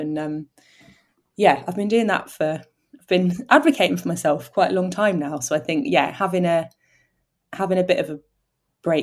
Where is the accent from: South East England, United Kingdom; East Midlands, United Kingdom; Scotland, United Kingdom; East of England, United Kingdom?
South East England, United Kingdom; Oxford; where I grew up in Oxford